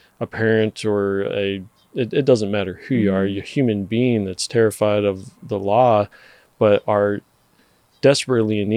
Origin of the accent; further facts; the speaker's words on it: Texas, United States; I'm from Texas